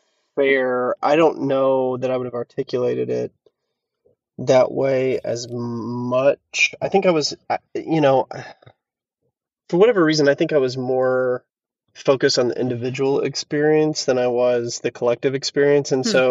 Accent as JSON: {"language": "English", "town": "Fayetteville", "region": "Arkansas", "country": "United States", "tie": "born or raised there", "lives_now": "Fort Smith, United States", "said": "or I guess I'm in Fort Smith, so in my hometown of Fayetteville, talks really well about collective action and the body of Christ."}